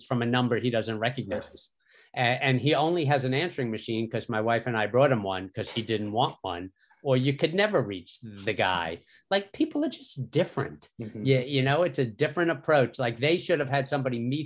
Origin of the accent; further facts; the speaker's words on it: New York, United States; moved away as an adult; now in Philadelphia, United States; I grew up in New York.